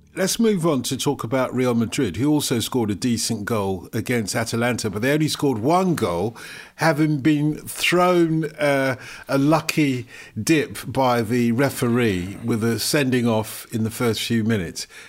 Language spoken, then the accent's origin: English; Nigeria; I was born in Nigeria of Nigerian parents.